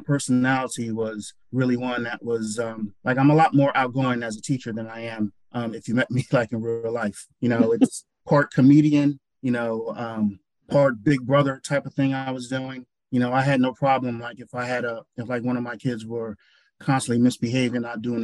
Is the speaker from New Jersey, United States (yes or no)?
yes; Newark, New Jersey, United States; also born or lived in Holmdel, New Jersey; I grew up in Newark, New Jersey.